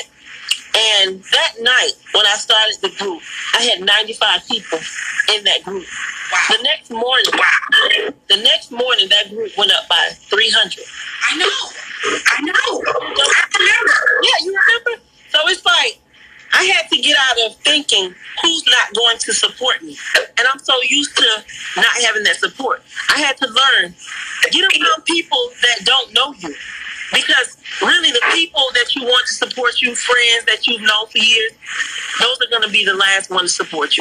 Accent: Pompano Beach, Florida, United States; moved away; Miami, my hometown, Pocono Beach, Florida

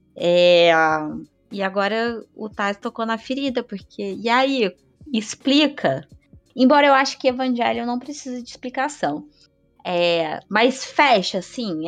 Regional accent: Rio de Janeiro, Brazil; Eu sou do Rio

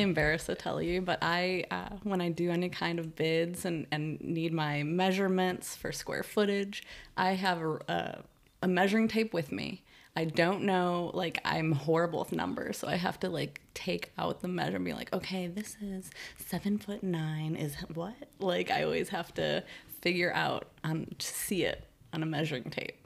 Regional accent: Chicago, Illinois, United States; now in San Francisco Bay Area, United States; grew up in West Rogers Park

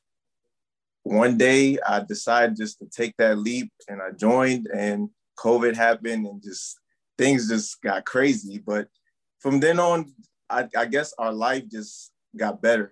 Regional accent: Maryland, United States; moved away as an adult; also born or lived in Cameroon; now in Fort Hood, United States; I basically came to Maryland, and from then on got raised in Maryland, elementary, middle, high school

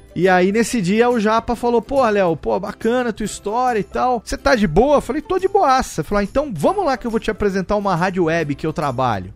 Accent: Serra Negra, São Paulo, Brazil; moved away as an adult; also born or lived in Rio de Janeiro / Japan / Sri Lanka; quando cresci aqui no interior, aqui em Serra Negra

